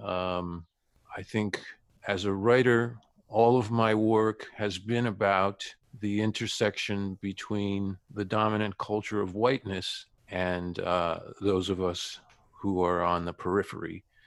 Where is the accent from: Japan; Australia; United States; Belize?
Japan; Sapporo, Hokkaido; now in Canada; I was born in Sapporo.